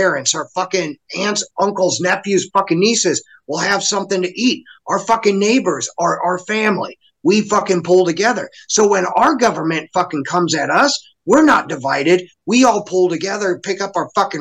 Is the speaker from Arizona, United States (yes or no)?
yes; Arizona, United States; growing up in Arizona